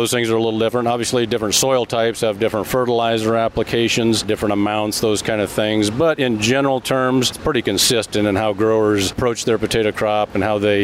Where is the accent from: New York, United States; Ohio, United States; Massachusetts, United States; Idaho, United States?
Idaho, United States; I'm from Idaho, and of course Idaho has kind of the right climate and geography